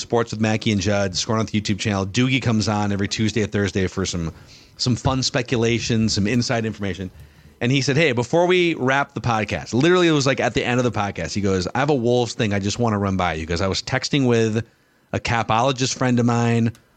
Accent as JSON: {"language": "English", "region": "Minnesota", "country": "United States", "also_born_or_lived": "Seattle", "said": "We're from Minnesota"}